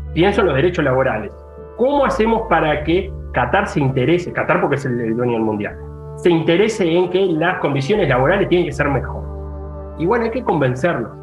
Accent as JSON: {"language": "Spanish", "country": "Uruguay", "tie": "born or raised there", "moved": "yes", "said": "en Uruguay, de donde vengo"}